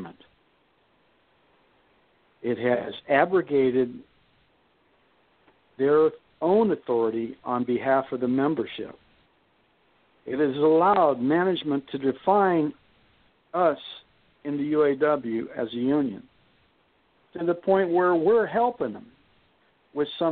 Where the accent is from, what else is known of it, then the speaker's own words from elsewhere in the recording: Youngstown, Ohio, United States; I'm from Youngstown